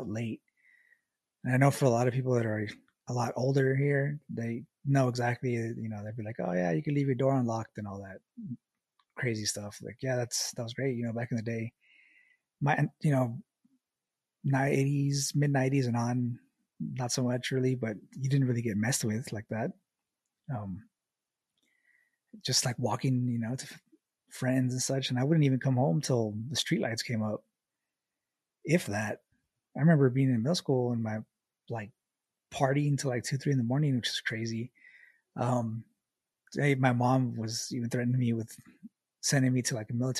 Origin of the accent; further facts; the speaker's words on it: El Paso, Texas, United States; I was born in El Paso, so way West Texas, right on the border. Like, I live like maybe 100 yards away from the border wall or the border fence